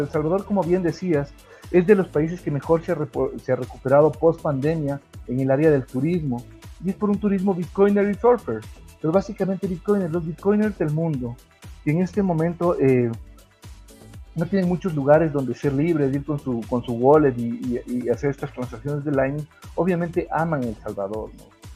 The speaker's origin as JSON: {"language": "Spanish", "country": "Ecuador", "said": "yo soy ecuatoriano, como bien lo mencionaste, yo, he tenido la suerte de crear algunas empresas en mi país"}